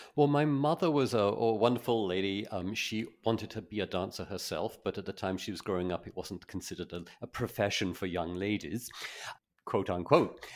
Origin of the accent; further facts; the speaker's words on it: Folkestone, South East England, United Kingdom; I grew up in Folkestone